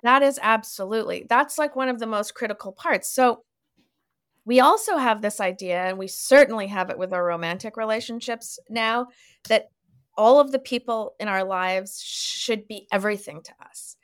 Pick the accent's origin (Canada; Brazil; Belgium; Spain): Canada; moved away as an adult; also born or lived in Winnipeg, Manitoba / Toronto, Ontario / Montreal, Quebec; now in Los Angeles, United States; I was born in Winnipeg, and then I kind of grew up in Toronto and Montreal, and now my family lives in Vancouver